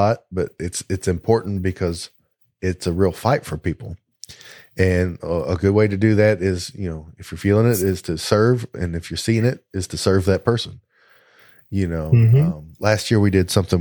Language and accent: English; the South, United States; We're all three from the South